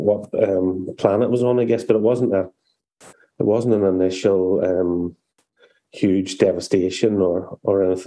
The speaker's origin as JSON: {"language": "English", "area": "County Antrim", "region": "Northern Ireland", "country": "United Kingdom", "said": "I'm from County Antrim in the north of this great island"}